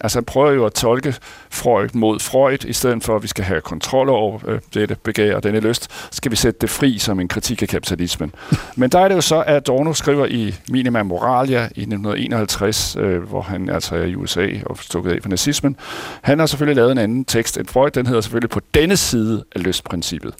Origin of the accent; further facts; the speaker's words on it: Denmark; vi skulle tjene penge på som danskere